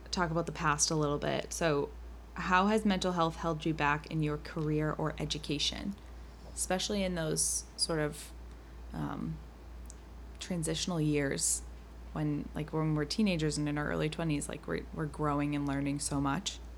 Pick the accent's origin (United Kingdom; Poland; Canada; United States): United States; Massachusetts; we're from Massachusetts.